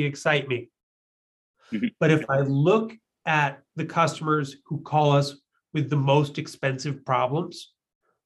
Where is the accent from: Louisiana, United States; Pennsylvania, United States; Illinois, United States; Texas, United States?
Illinois, United States; Chicago; I'm from, you know, Chicago. I'm a Midwesterner